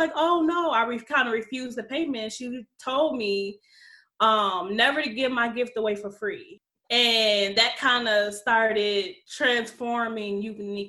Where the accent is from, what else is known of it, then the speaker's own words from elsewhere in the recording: Alexandria, Louisiana, United States; I'm from Louisiana. Alexandria is a town.